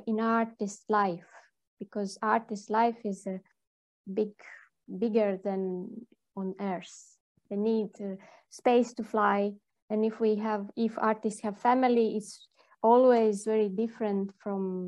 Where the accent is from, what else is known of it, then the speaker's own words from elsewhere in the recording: Liepāja, South Kurzeme Municipality, Latvia; English is a second language; now in Jurmala, Latvia; I grew up in Liepāja, and I was near the sea every day because I went to school by the sea